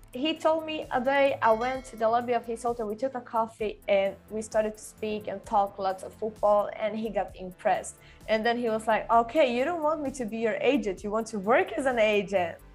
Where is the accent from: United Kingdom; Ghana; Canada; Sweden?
Sweden; English is a second language; also born or lived in Brazil / Stockholm; when I was nine, actually, because uh, it was when I moved from Brazil to Sweden with my family